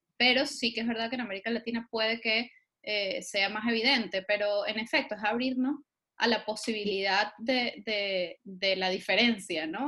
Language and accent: Spanish; Venezuela; lo que en Venezuela llamamos un firifiri.